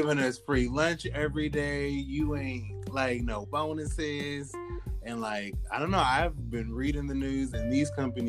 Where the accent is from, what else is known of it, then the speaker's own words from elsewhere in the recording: Oregon, United States; now in New York, United States; I'm originally from Oregon, but that's not what I'm calling home.